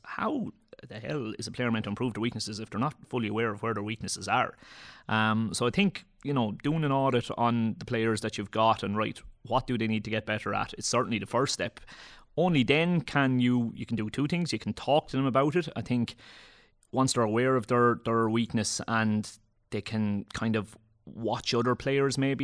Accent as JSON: {"language": "English", "region": "Leinster", "country": "Ireland", "said": "I'm from Leash, our, our own local club would have played in the Kilkenny District League"}